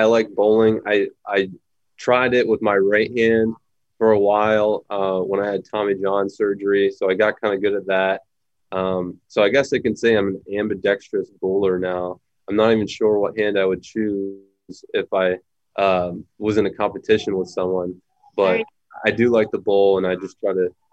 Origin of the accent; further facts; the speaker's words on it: Pittsburgh, Pennsylvania, United States; growing up in Pittsburgh